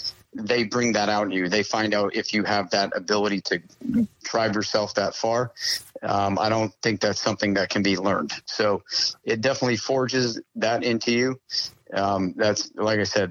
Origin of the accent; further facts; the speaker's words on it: Maine, United States; moved away as an adult; I grew up in Maine